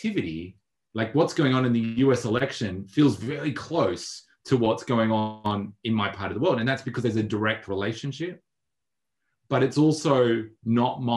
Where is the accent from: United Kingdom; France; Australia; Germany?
Australia; Melbourne, Victoria; I'd also see myself as an Australian, and I'd also see myself as a Melburnian